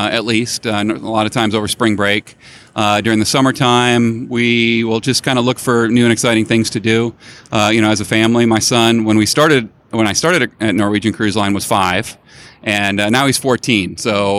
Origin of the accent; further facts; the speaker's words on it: Chicago, Illinois, United States; I grew up in Chicago